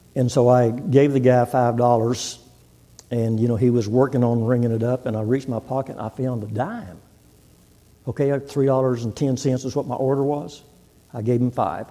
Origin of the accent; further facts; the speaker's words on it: Texas, United States; moved away as an adult; now in Oklahoma, United States; I'm from Texas, born and raised in Texas, and I've been in Oklahoma nearly 50 years